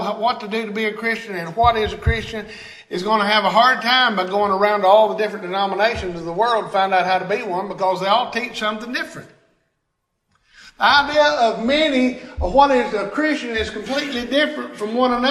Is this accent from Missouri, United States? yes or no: no; Tennessee, United States; I'm a Tennessean, right? I'm of Tennessee. I'm from Tennessee